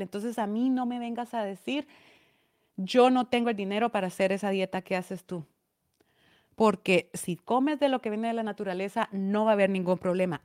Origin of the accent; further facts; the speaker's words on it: Esquipulas, Chiquimula, Guatemala; A mí me siguen personas de mi pueblo, de aldeas de mi pueblo